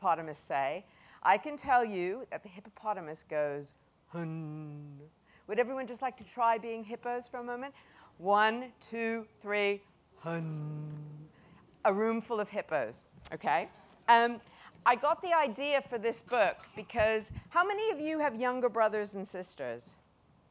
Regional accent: United States; accent: American; moved away as an adult; now in United Kingdom; as you can tell from my accent, even though I've lived in the UK for so many years that it's getting embarrassing, I am American

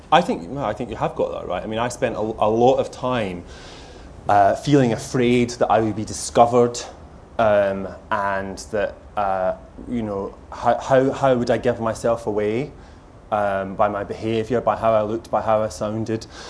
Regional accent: Lanarkshire, Scotland, United Kingdom; moved away; my family are there, and it's the place that shaped me

